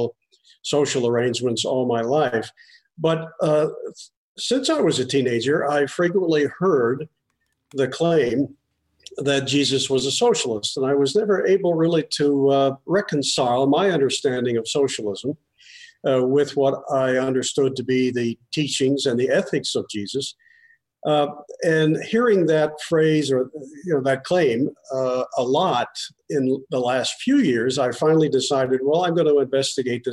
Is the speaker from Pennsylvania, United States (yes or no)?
yes; Pennsylvania, United States; moved away; also born or lived in Michigan; I was born in Pennsylvania